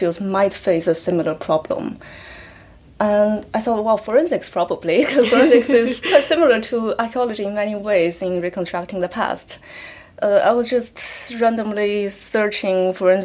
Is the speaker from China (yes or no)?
yes; China; moved away as an adult; also born or lived in Hong Kong; now in United Kingdom; Well, I come from China. I grew up in China before I went to university.